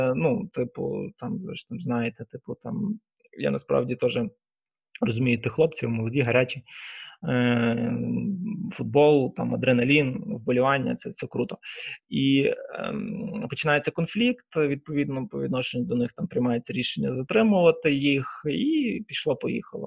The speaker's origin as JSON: {"language": "Ukrainian", "town": "Lviv", "region": "Lviv Oblast", "country": "Ukraine", "tie": "born or raised there", "said": "сам я Саме ріс у Львові на Сихові"}